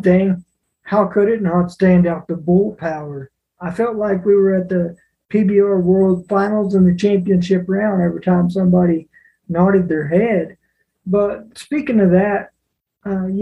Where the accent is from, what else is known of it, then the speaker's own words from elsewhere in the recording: United States; I'm an American